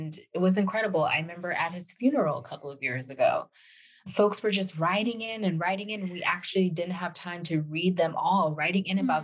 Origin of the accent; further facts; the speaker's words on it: Los Angeles, California, United States; growing up in Los Angeles